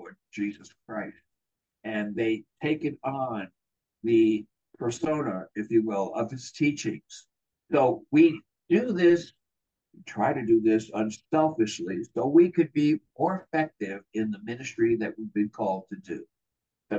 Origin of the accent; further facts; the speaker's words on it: New York City, New York, United States; now in California, United States; I'm originally from New York. I was born in Brooklyn, New York.